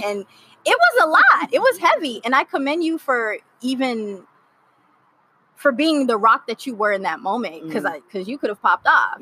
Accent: Miami, Florida, United States; moved away as an adult; also born or lived in Haiti; now in Los Angeles, United States; I moved from Miami, Florida, where I grew up. Mm-hmm. Uh, originally born in Haiti, raised by Haitian parents

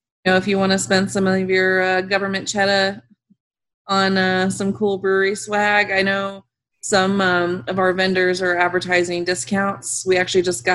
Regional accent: Branson, Missouri, United States; I grew up in Branson

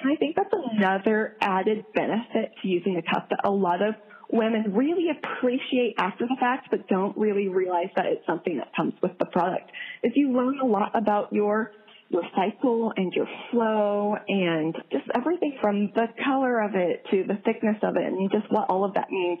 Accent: Midwest, United States; also born or lived in South Korea; I'm from the Midwest

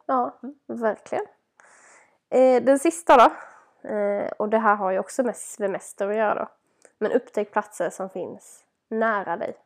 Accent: Småland, Sweden; born or raised there

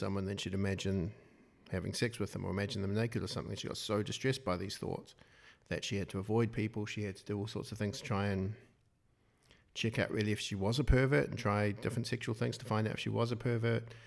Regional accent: Wellington, New Zealand; I'm from Wellington

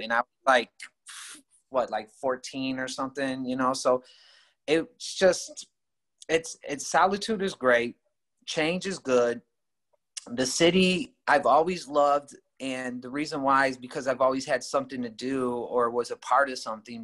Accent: Rockford, Illinois, United States; I grew up originally in Rockford, and uh, in about the late '80s, I moved to this particular neighborhood

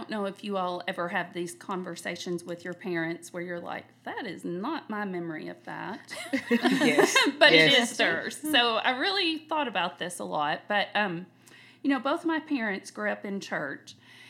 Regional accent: Paducah, Kentucky, United States; Live in Paducah, Kentucky.

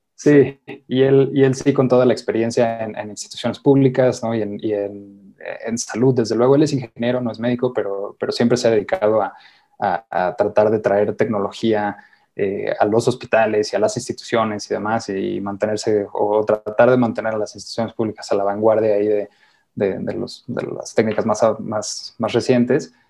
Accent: Mexico; somos mexicanos

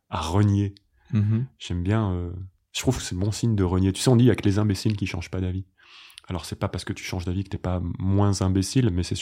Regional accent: Paris, Île-de-France, France; je suis un garçon, euh, je suis parisien, je suis professeur de yoga, je suis français, je suis.

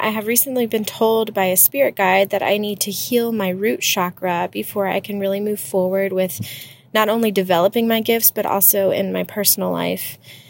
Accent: St. Augustine, Florida, United States; I'm from St. Augustine, Florida.

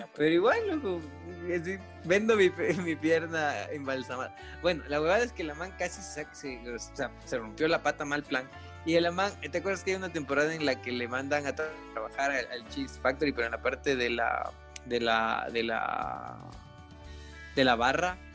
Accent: Latacunga, Cotopaxi, Ecuador; mi tierrita linda

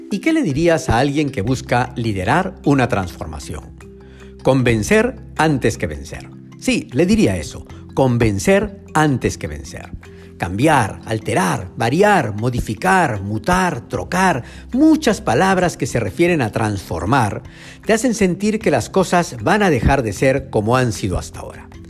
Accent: Arequipa, Peru; Yo crecí en Arequipa, a cuatro calles del río Chile

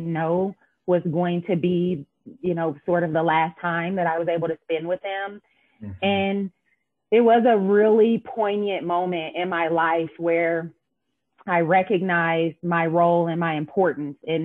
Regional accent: Indianapolis, Indiana, United States; moved away as an adult; I am born and raised here in Indianapolis

